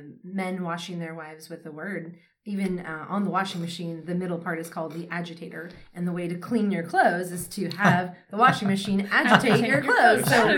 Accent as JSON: {"language": "English", "town": "San Diego", "region": "California", "country": "United States", "also_born_or_lived": "Joshua Tree, California", "moved": "yes", "lives_now": "Florida, United States", "said": "I am from San Diego, so I am Southern in one way, but not explicitly Southern as it is known here in Florida."}